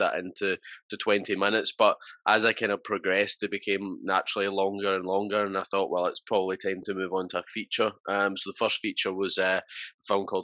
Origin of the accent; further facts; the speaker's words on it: Scotland, United Kingdom; I am a filmmaker from Scotland.